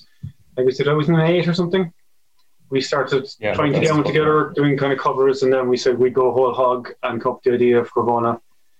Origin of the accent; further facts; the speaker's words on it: Bandon, Munster, Ireland; we're from Bandon